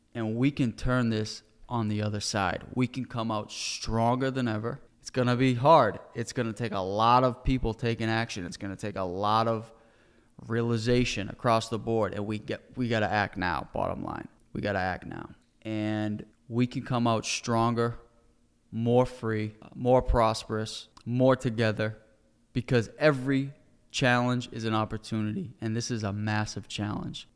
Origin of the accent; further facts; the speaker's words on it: United States; as an American citizen